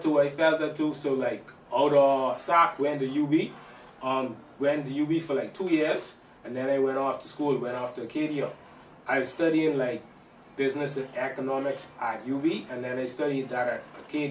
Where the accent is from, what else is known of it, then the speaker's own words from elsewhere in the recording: Nassau, New Providence, Bahamas; Grew up, born and raised in Nassau, you know, never lived, like, nowhere else until I gone off to school, but yeah, born and raised in Nassau